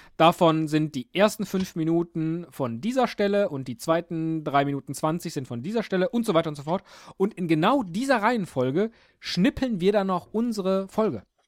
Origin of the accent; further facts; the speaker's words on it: Rhineland, Germany; Ich komme aus dem Rheinland, da sagt man